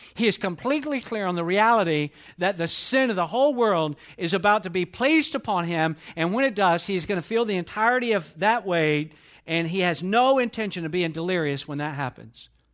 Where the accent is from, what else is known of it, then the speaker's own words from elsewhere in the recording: Atlanta, Georgia, United States; I was born and raised in Atlanta, Georgia.